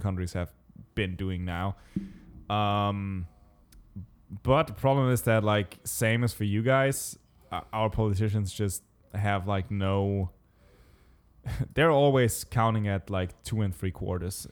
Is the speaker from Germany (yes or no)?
yes; Southern Germany, Germany; We're from Germany. And I said, like, "The city, s-, southern Germany."